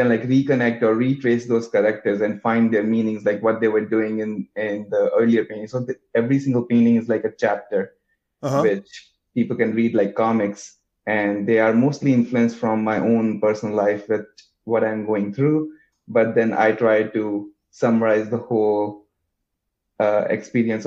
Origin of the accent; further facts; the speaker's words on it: India; moved away as an adult; also born or lived in Madison, Wisconsin; now in New York, United States; I grew up in India, and I'm a painter.